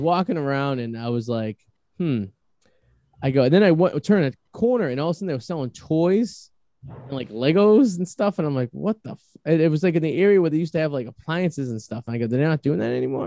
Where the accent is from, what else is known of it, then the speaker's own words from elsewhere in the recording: Boston, Massachusetts, United States; accent: Boston; my Boston accent